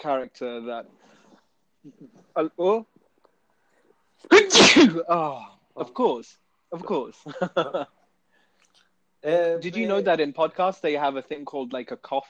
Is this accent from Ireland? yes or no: no; United Kingdom; we're just British